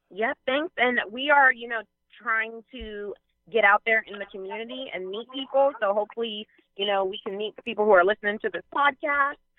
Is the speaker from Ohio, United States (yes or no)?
yes; Ohio, United States; moved away as an adult; also born or lived in Alabama; I'm from Ohio